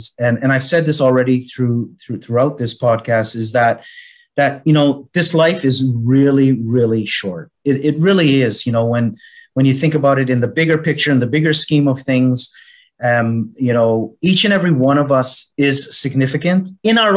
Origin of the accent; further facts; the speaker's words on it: Canada; now in Malta; as you can hear with my accent, I'm originally from Canada. Was born in Canada. Yet I've been living for the last 42 years. On the island of Malta